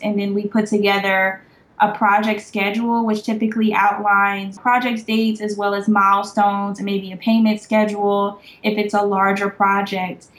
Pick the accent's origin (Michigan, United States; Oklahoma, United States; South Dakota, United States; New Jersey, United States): New Jersey, United States; also born or lived in Savannah, Georgia; now in Atlanta, United States; I am from New Jersey, so I'm a northern girl, and I went to an academic based high school